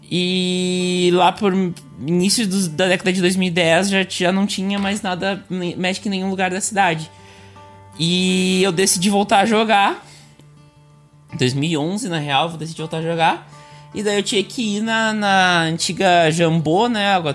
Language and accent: Portuguese; Montenegro, Rio Grande do Sul, Brazil; Eu sou de Montenegro, mas é, recém saí de Montenegro, na real, nasci né? e criada lá.